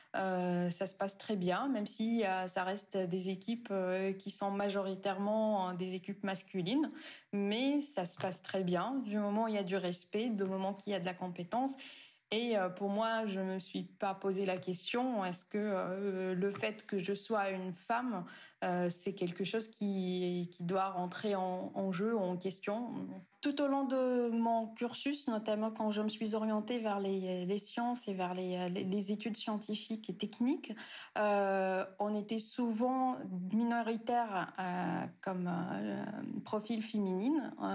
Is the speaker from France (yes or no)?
no; Tunisia; en Tunisie, là où j'ai grandi, où j'ai fait mes études d'ingénieur